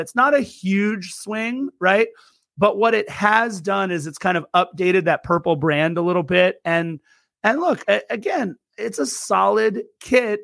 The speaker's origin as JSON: {"language": "English", "town": "Torrance", "region": "California", "country": "United States", "tie": "born or raised there", "also_born_or_lived": "Lawndale", "said": "I am born and raised in Angelino here in Los Angeles, and, and, and more appropriately, born and raised in the South Bay of L A, which is near Manhattan Beach. I, I was raised in Torrance and Lawndale"}